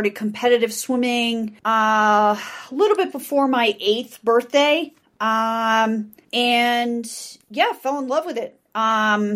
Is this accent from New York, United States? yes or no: no; Boca Raton, Florida, United States; now in Denver, United States; I grew up in Boca Raton, Florida, born and raised in Florida. I'm one of those rare native Floridians